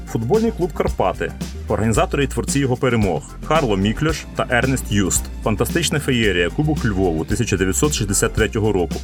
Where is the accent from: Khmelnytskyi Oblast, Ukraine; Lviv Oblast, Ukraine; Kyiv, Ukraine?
Lviv Oblast, Ukraine; Lviv; В Стрийському парку гімназистами ми ходили на уроки фізкультури в місцеву дю США